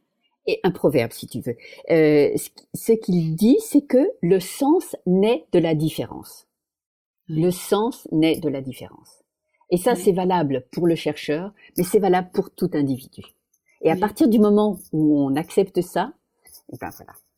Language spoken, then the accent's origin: French; Paris, Île-de-France, France; moved away; ma ville, c'est Paris